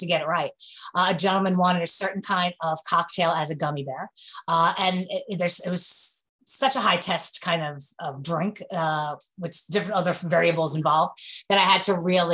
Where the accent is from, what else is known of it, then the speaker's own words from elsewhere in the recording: New York, United States; accent: New York; moved away as an adult; now in Kentucky, United States; I'm from New York, as you can tell from my accent